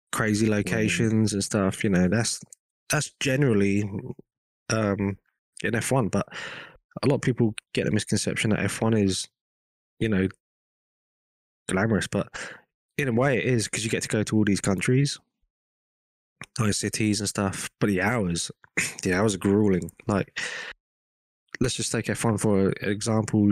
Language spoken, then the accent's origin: English; England, United Kingdom; accent: English; moved away as an adult; also born or lived in Hong Kong; now in United States; I was born in England.